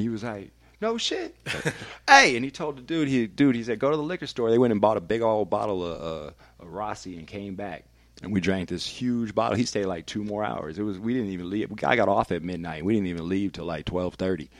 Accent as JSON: {"language": "English", "town": "Vallejo", "region": "California", "country": "United States", "moved": "yes", "lives_now": "Denver, United States", "said": "I might still sound a little bit too much like I'm from Vallejo, California"}